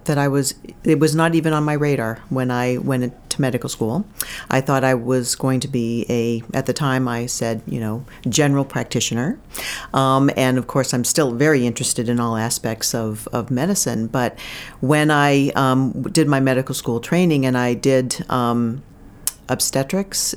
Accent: Bangor, Maine, United States; also born or lived in Kittery, Maine / Portsmouth, New Hampshire / Burlington, Vermont; I'm from Maine. I grew up in Maine.

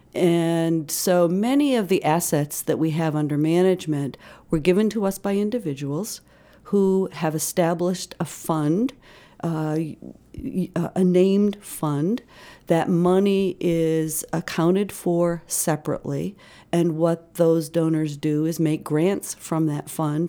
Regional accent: Pittsburgh, Pennsylvania, United States; also born or lived in Maine / New Hampshire; now in Winthrop, Maine, United States; I, uh, was raised outside of Pittsburgh and, uh, certainly summered in Maine

